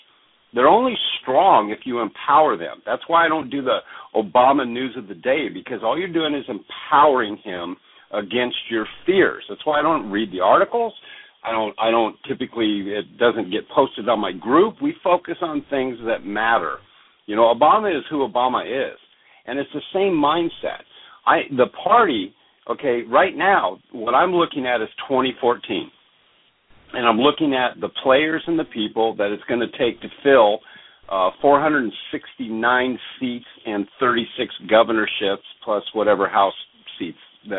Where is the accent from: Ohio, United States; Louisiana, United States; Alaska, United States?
Alaska, United States; also born or lived in Oregon / Washington; I'm an Alaskan, man. I grew up in Oregon, Washington, Alaska. I'm an extremely independent person.